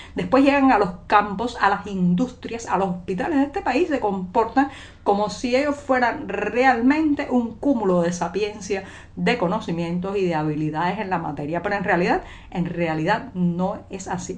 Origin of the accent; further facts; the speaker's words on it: Cuba; cubana, periodista, ciudadana